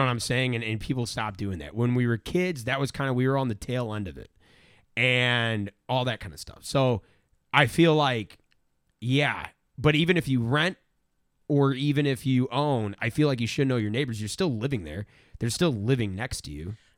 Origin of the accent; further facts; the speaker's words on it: St. Louis, Missouri, United States; I'm from Saint Louis